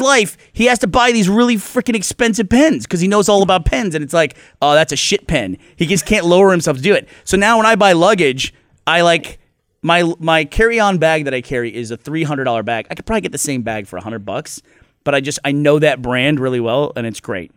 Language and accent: English; Houston, Texas, United States; I grew up in Houston.